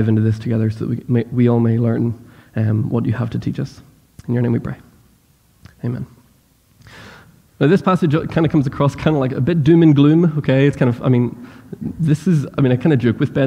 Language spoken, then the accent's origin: English; Northern Ireland, United Kingdom; accent: Northern Irish; moved away as an adult; now in United States; I grew up in Northern Ireland